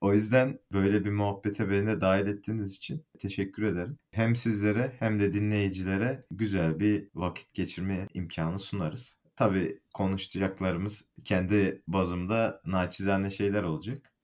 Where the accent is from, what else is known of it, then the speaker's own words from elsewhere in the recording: Malatya, Turkey; moved away as an adult; also born or lived in Bursa; now in Istanbul, Turkey; Aslen Kayısı'nın diyarı e, Malatyalıyım.